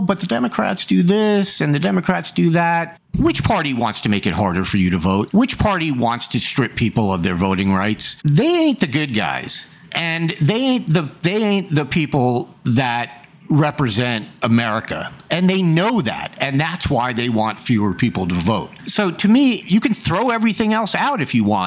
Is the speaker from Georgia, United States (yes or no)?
no; New York, United States; I grew up in New York